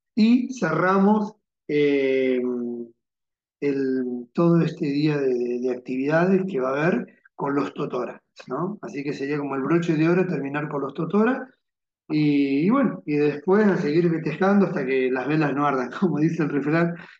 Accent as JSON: {"language": "Spanish", "town": "General Alvear", "region": "Buenos Aires Province", "country": "Argentina", "tie": "born or raised there", "said": "yo soy nativo de acá y me gusta de que mi pueblo también salga a la luz"}